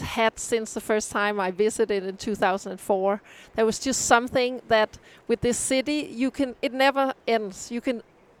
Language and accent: English; Copenhagen, Capital Region of Denmark, Denmark; moved away as an adult; now in United States; I'm born and raised in Copenhagen. My parents live in Copenhagen NV.